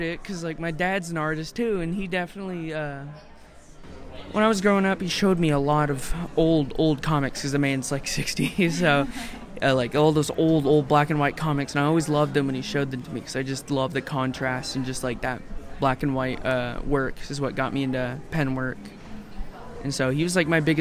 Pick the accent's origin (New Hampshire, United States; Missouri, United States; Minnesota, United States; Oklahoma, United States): Oklahoma, United States; Tulsa; I'm from Tulsa, Oklahoma, but born here